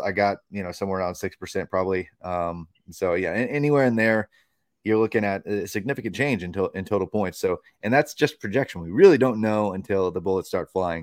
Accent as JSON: {"language": "English", "region": "Tennessee", "country": "United States", "tie": "born or raised there", "said": "my home state of Tennessee"}